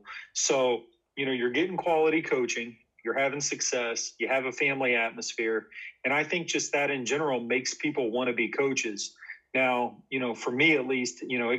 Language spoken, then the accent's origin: English; Indianapolis, Indiana, United States; moved away as an adult; also born or lived in Ohio; I grew up in Indianapolis, and I went to Ben Davis High School